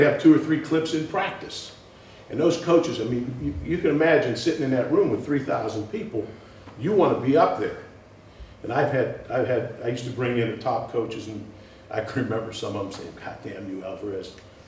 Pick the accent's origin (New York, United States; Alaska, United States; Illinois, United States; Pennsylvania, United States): Pennsylvania, United States; Pittsburgh; now in Madison, United States; I grew up in Pittsburgh